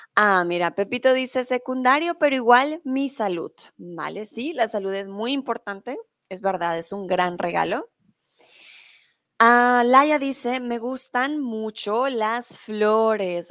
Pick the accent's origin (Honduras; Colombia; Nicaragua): Colombia; also born or lived in Mexico; now in Germany; soy tutora de español aquí en Chatterbox, soy de Colombia